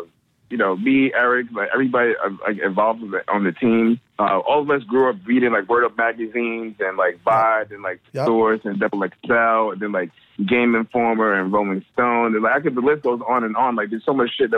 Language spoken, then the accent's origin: English; New York, United States; I grew up in fucking New York